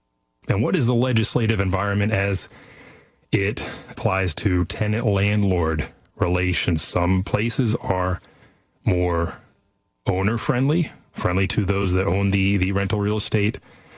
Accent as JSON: {"language": "English", "town": "Sacramento", "region": "California", "country": "United States", "said": "I'm from Sacramento too."}